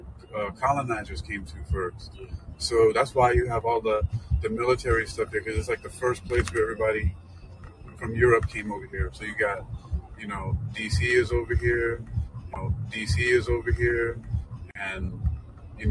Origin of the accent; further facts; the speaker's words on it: New York, United States; moved away; I'm from New York originally